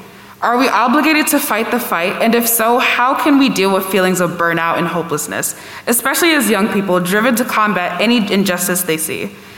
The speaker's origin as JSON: {"language": "English", "town": "South Chesterfield", "region": "Virginia", "country": "United States", "said": "I'm …, and I'm a junior from South Chesterfield, Virginia."}